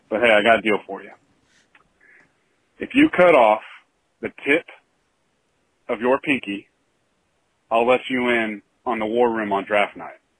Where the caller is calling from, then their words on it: Oklahoma City, Oklahoma, United States; I'm from Oklahoma City.